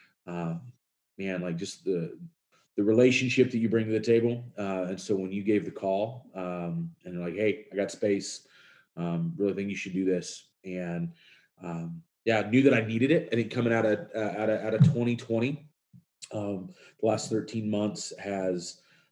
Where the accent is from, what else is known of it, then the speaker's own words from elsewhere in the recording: Kenosha, Wisconsin, United States; from Kenosha, Wisconsin.